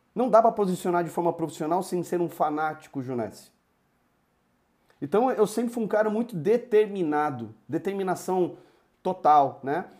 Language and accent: Portuguese; Campinas, São Paulo, Brazil; moved away as an adult; now in Ribeirão Preto, Brazil; sou de Campinas, hoje moro em Ribeirão Preto